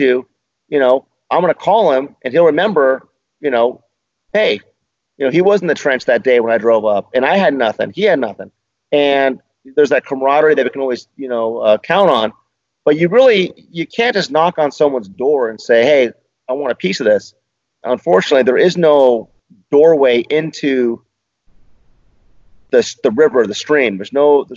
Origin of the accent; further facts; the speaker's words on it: Bay Area, California, United States; moved away as an adult; now in Newport Beach, United States; I'm from the Bay Area